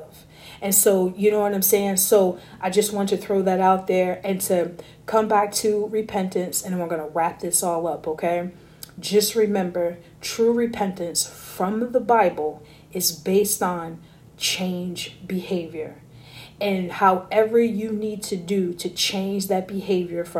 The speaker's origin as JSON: {"language": "English", "town": "Newark", "region": "New Jersey", "country": "United States", "tie": "born or raised there", "also_born_or_lived": "Vermont", "moved": "yes", "said": "I was born in Newark, raised in Jersey, half my childhood"}